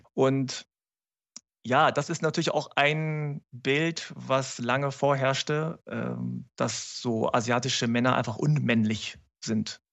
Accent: Germany; mich überhaupt als Deutschen

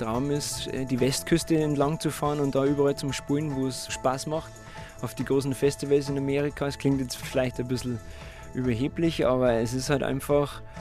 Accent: Bavaria, Germany; Ich bin ein Bayer, von dem her bayerische Instrumente liegt relativ nah

